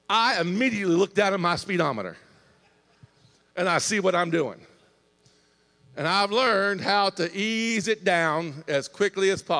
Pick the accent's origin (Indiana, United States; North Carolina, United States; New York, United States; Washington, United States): Indiana, United States; I'm from Indiana, about three hour, three hour and 15 minute drive from here.